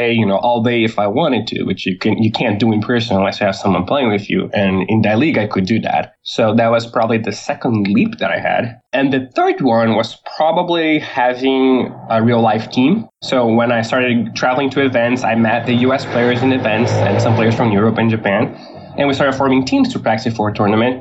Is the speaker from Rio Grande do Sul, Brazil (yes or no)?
yes; Porto Alegre, Rio Grande do Sul, Brazil; I grew up in Porto Alegre, which is the same place I live in.